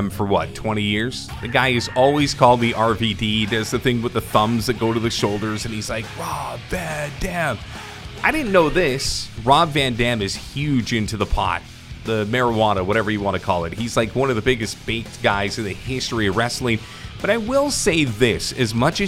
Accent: Vancouver, British Columbia, Canada; I'm down from Vancouver.

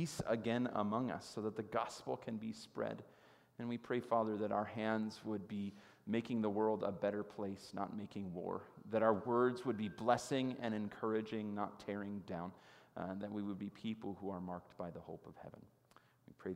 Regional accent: United States; It has been a blessing to grow up here for me personally as an American.

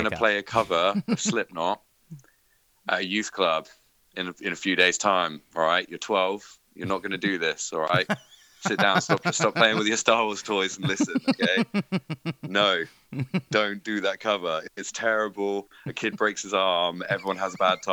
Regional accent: Bournemouth, South West England, United Kingdom; I'm from Bournemouth, and there's like a nice beach in Bournemouth. I'm very happy with where I live.

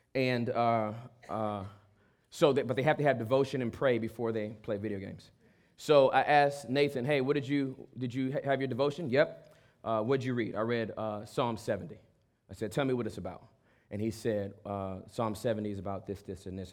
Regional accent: Los Angeles, California, United States; I'm from Southern California. I'm from

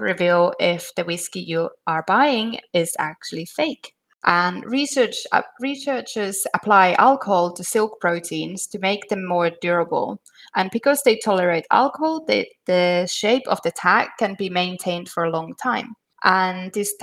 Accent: Finland; I'm from Finland

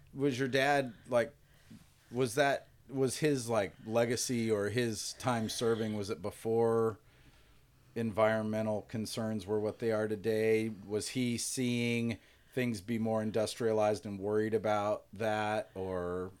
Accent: Garden Grove, California, United States; moved away; I am proud to be from Garden Grove.

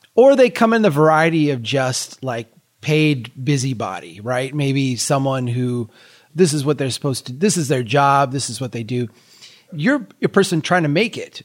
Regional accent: Brainerd, Minnesota, United States; Brainerd here, my hometown

